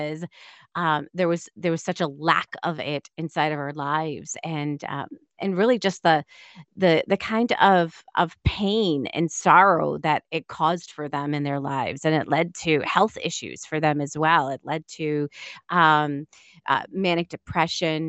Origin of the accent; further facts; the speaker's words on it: Auburn, Massachusetts, United States; I was actually born in Auburn, Massachusetts. So it's about a half an hour away from Boston